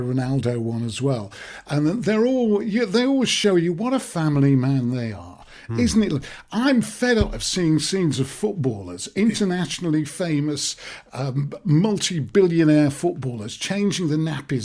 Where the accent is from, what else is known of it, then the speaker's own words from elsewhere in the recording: Manchester, North West England, United Kingdom; Manchester, not everybody takes to Manchester immediately. I say it's my hometown.